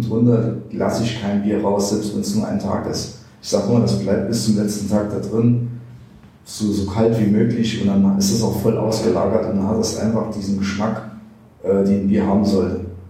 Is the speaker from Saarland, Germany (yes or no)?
yes; Neunkirchen, Saarland, Germany; ich bin ja in Neunkirchen geboren, hier aufgewachsen